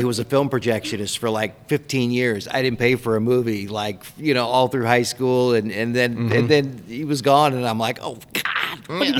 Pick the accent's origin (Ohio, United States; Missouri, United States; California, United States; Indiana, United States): Missouri, United States; Kansas City; moved away; I'm not from here. I'm from Kansas City.